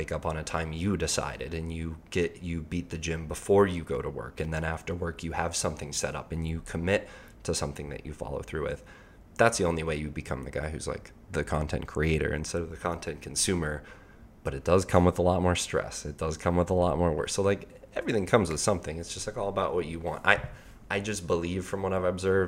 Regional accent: Colorado, United States; I'm from Colorado

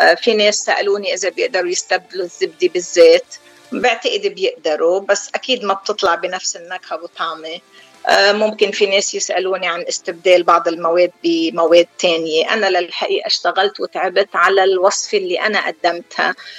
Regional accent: Deir Mimas, South Governorate, Lebanon; moved away as an adult; now in San Diego, United States; انا من دير ميماس قضاء مرجعيون بجنوب لبنان صار لي 28 سنه بسان دييغو كاليفورنيا

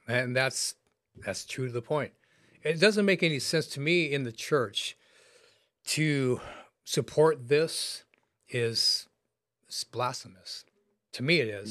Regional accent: United States; I was raised in America

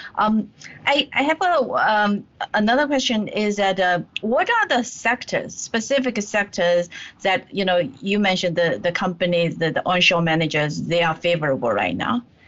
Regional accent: Zhejiang, China; moved away; I grew up in Zhejiang province.

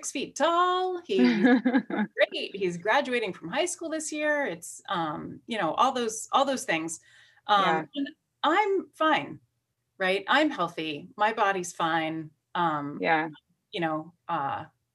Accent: North Carolina, United States; also born or lived in Georgia; now in Oregon, United States; I was born in North Carolina

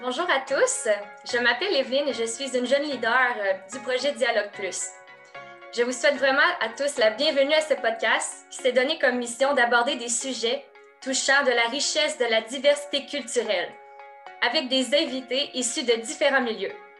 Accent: Quebec, Canada; je suis une Québécoise

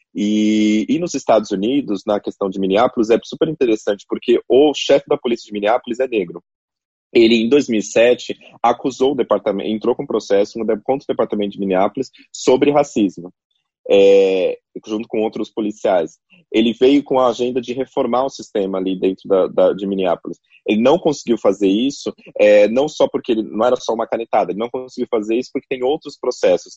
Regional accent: Carapicuíba / Osasco, São Paulo, Brazil; acho que nasci em Carapicuíba, foi registrado em Osasco, ou, ou o contrário, não lembro

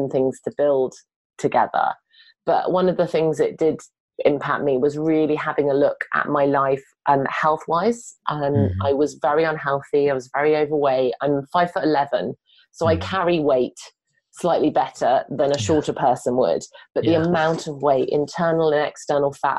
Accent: United Kingdom; now in London, United Kingdom; I'm very British and I love being British

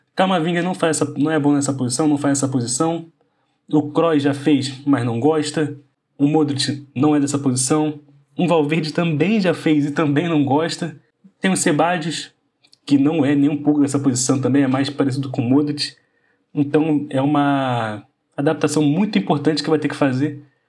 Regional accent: Brazil; como brasileiro

